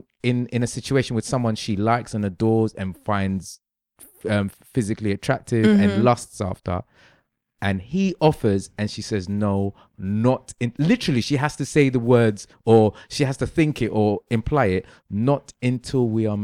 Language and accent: English; London, United Kingdom; Just like the majority of Londoners, yeah? I was raised in London, so there's lots of things I say, fam, I say in it.